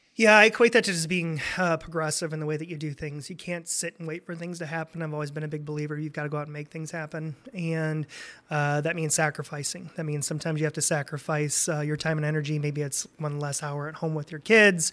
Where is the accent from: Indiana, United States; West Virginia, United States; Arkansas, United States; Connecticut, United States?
Indiana, United States; Fort Wayne; moved away as an adult; also born or lived in Michigan; now in Lansing, United States; was born and raised in Indiana. Uh, most people think I'm from Michigan 'cause I've been here for so long, but, uh, grew up in Fort Wayne